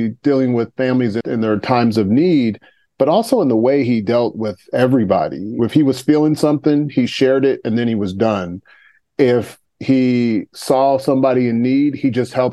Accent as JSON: {"language": "English", "town": "Topeka", "region": "Kansas", "country": "United States", "tie": "born or raised there", "said": "I grew up in Topeka, Kansas. And so I lived there for 18 years until I went to college."}